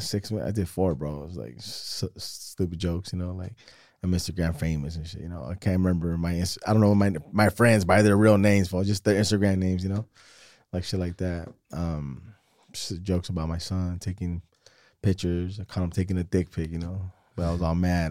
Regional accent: Salinas, California, United States; also born or lived in San Jose; we moved here, like, in ninety-nine

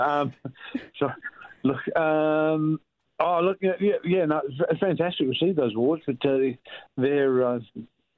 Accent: Alice Springs, Northern Territory, Australia; my hometown of Alice Springs

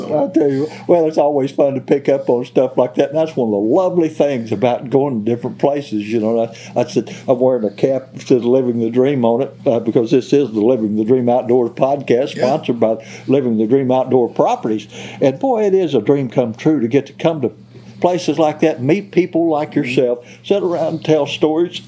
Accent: Mississippi County, Missouri, United States; now in central Missouri, United States; I was raised in Mississippi County, Missouri

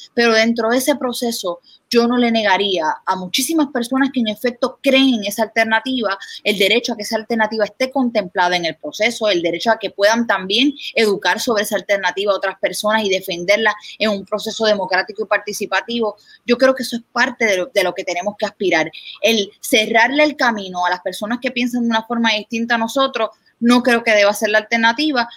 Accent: Puerto Rico

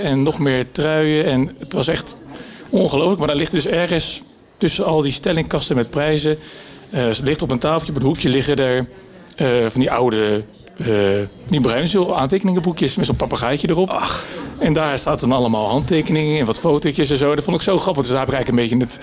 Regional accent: Netherlands; als Nederlanders

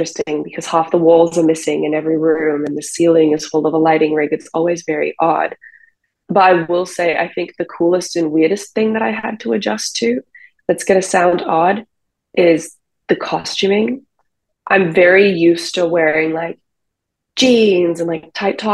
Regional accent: Australia; now in United States; I'm on a visa because I'm Australian

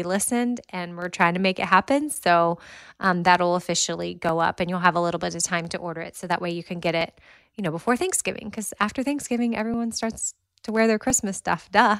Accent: Austin, Texas, United States; But Austin, so I was in the city.

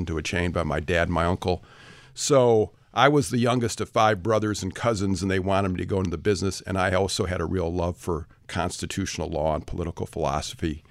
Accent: Detroit, Michigan, United States; I come from the Detroit area of Michigan. I was a public school kid, went to University of Michigan

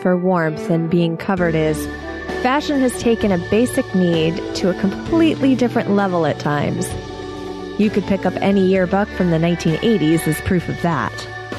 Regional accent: New England, United States; As I'm from New England

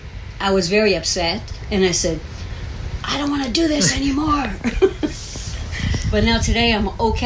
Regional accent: Houston, Texas, United States; we are from Houston, Texas.

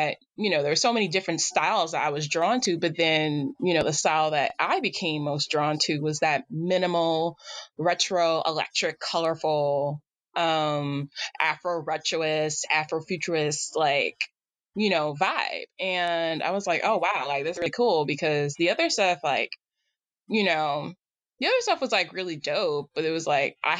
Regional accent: New York City, New York, United States; moved away; also born or lived in Boston; I was born and raised in Staten Island, New York

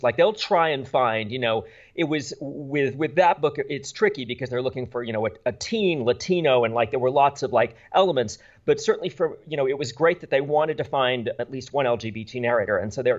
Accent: Bermuda; I grew up in a British Commonwealth. I grew up in Bermuda and went to British, that's why I do so many British books, because I my parents are American, but I grew up entirely in a British environment.

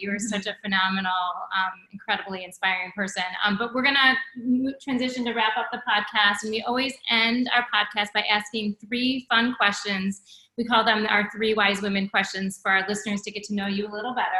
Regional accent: United States; grateful as an American for the rights and privileges that I have.

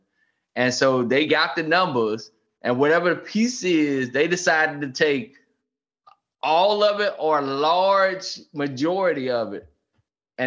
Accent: South Carolina, United States; That's my home state

